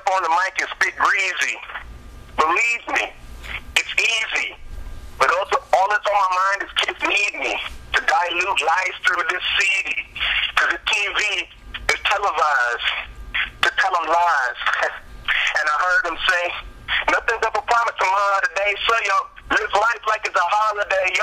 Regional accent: Toronto, Ontario, Canada; I grew up in Toronto, Canada

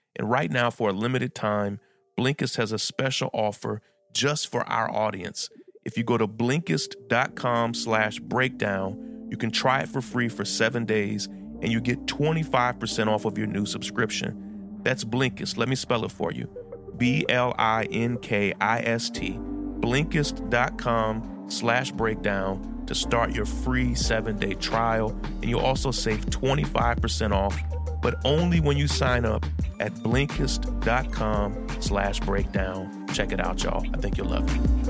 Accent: Lexington, Kentucky, United States; now in Brooklyn, United States; I'm from Lexington, where U K is

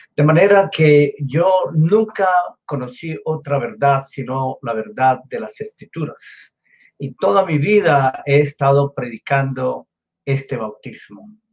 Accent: Colombia; yo nací en Colombia, en Sudamérica

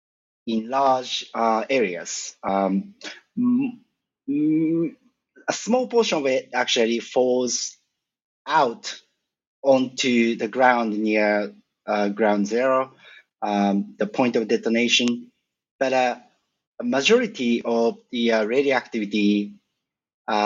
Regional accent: a suburb of Tokyo, Japan; moved away as an adult; I was born and I grew up in Japan, a suburb of Tokyo, until 23 years old

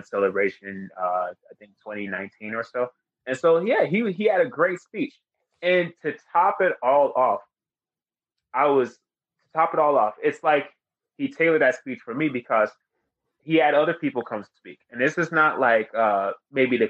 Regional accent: Greensboro, North Carolina, United States; now in Charlotte, United States; I was born and raised in Greensboro

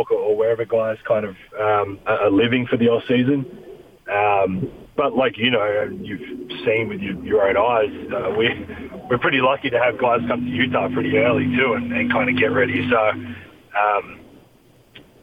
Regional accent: Australia; moved away as an adult; now in United States; I'm Australian.

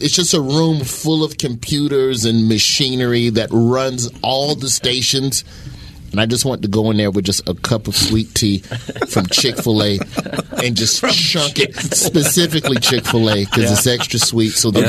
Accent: the South, United States; Dude, I grew up in the South, man.

